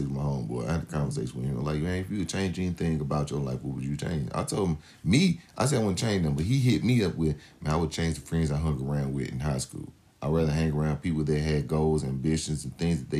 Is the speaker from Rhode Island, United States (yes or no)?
no; St. Louis, Missouri, United States; I was born and raised in St. Louis, Missouri